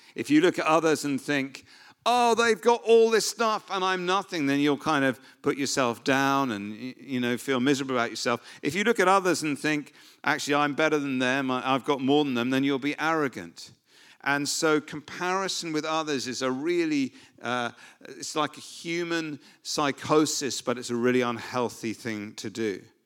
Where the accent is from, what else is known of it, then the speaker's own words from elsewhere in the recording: United Kingdom; we're, we're British